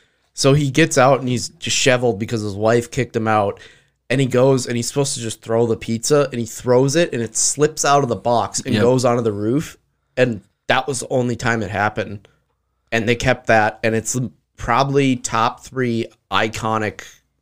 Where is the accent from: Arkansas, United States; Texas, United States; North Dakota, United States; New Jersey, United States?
North Dakota, United States; Bismarck; we're from Bismarck, like a town that you could grab some people from.